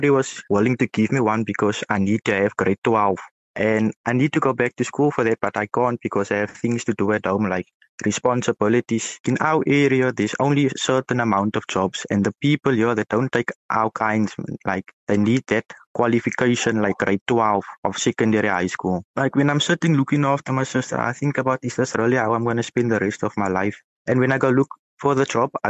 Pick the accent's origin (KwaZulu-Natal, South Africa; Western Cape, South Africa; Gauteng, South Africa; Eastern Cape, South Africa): Western Cape, South Africa; Cape Town; So, I'm from Cape Town in South Africa.